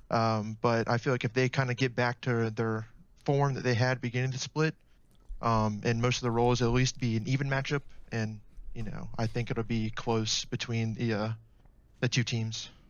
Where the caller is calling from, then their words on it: Tallahassee, Florida, United States; I'm calling from Tallahassee, Florida.